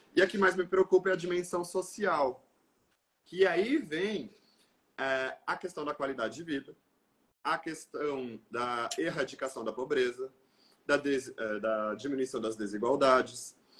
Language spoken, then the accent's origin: Portuguese; Quilombo, Santa Catarina, Brazil; also born or lived in Porto Belo / Modelo / Itá; Eu sou natural de Quilombo, um município do extremo oeste do interior de Santa Catarina